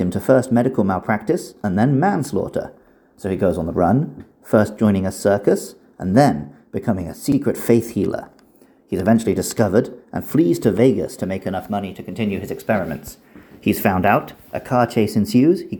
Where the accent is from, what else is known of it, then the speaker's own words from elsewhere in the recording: United Kingdom; accent: British; my natural British accent